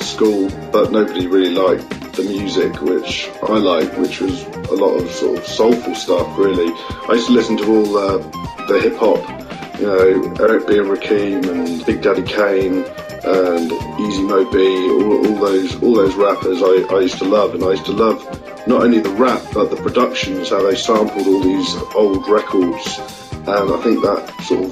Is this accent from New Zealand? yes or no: no; South of England, United Kingdom; also born or lived in Wales / London; now in Brighton, United Kingdom; after about 5 years, I moved to the south of England, grew up in the south of England